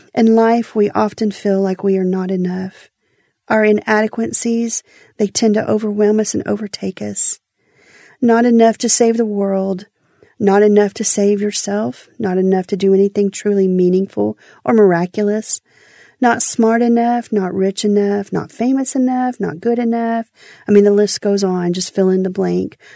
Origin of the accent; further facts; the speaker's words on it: Houston, Texas, United States; I'm from Houston